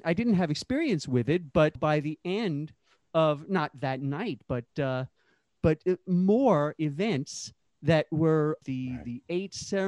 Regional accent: New York City, New York, United States; also born or lived in San Francisco; When I returned to my hometown of Brooklyn in 1993 from a few sort of misspent youth years in San Francisco

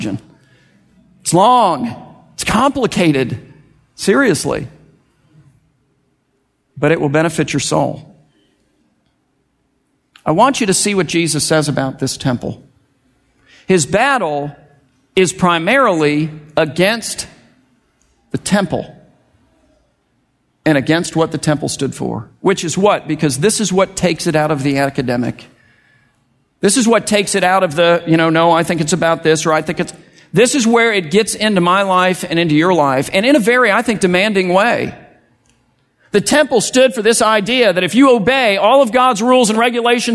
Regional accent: United States; as American evangelical Christians

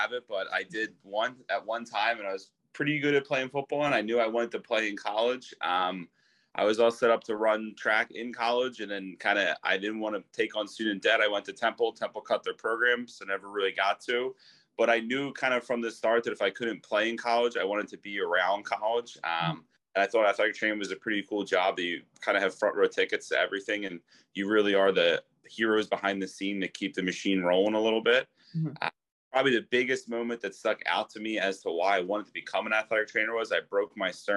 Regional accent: Philadelphia, Pennsylvania, United States; also born or lived in Norfolk, Virginia; where I grew up in Northeast Philly and Frankfurt.

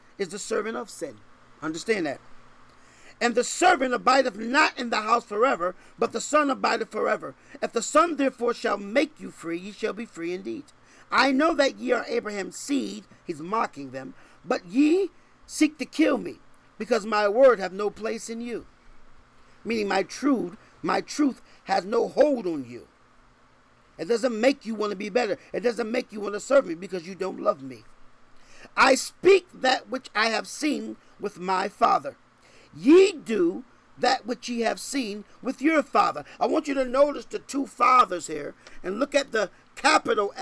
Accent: Connecticut, United States; now in Texas, United States; I'm from Connecticut

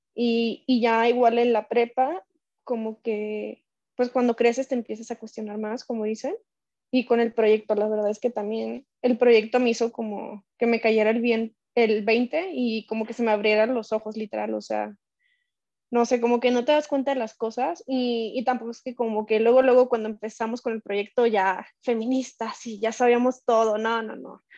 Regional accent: Colima, Mexico; en nuestro estado que somos de Colima

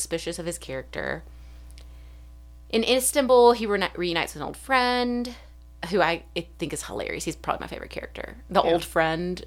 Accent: United States; as an American

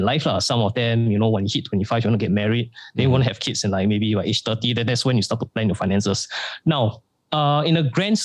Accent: Singapore; me being born in Singapore

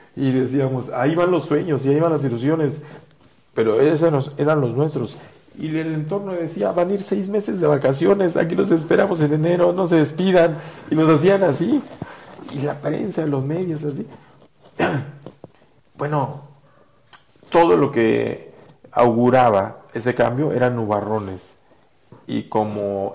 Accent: Mexico; Así somos los mexicanos

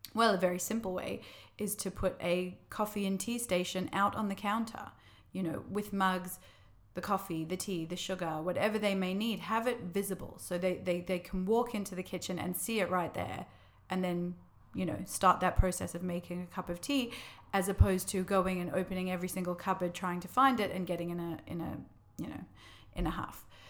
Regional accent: Australia; moved away as an adult; now in London, United Kingdom; I'm from Australia originally, if you can't pick up from my accent.

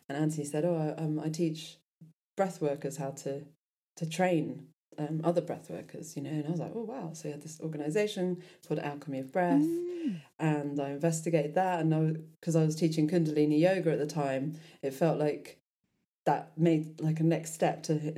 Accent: London, United Kingdom; moved away as an adult; also born or lived in Devon; now in Tuscany, Italy; But I am from London originally, actually. So yeah, that's interesting because I was from London and moved to Devon about 10 years ago. Yeah, I'm from South London

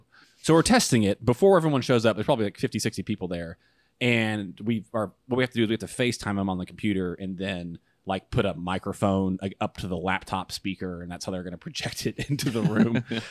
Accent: Huntsville, Alabama, United States; moved away; I'm from Huntsville

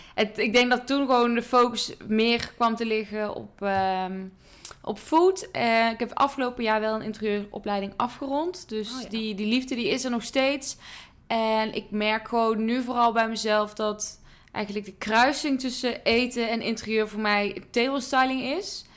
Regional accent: near Eindhoven, North Brabant, Netherlands; ik kom uit Brabant, uit de buurt van Eindhoven

